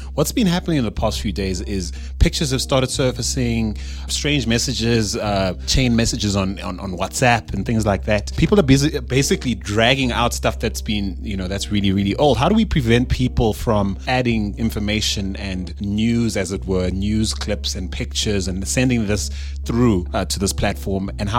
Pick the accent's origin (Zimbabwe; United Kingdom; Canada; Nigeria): Zimbabwe; now in South Africa; I am not South African. And so being originally from Zimbabwe and having lived here since 2001 and calling South Africa home for as many years, it's been a sad week.